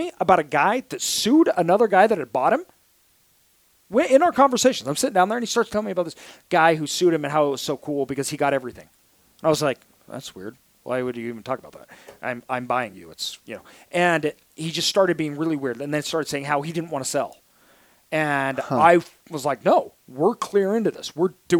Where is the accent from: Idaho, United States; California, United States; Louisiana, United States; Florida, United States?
Idaho, United States; I'm from Idaho